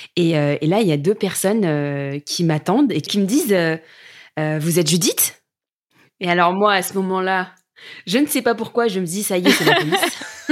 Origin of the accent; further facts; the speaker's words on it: France; en tant que Français